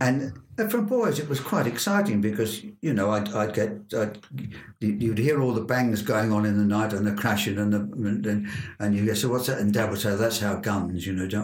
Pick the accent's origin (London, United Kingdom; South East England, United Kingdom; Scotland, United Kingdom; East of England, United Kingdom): London, United Kingdom; Feltham, Middlesex; also born or lived in Southfields, London; now in Cambridgeshire, United Kingdom; I was 3 years old when we moved from London, Southfields, into a council house on the outskirts of Feltonby, Middlesex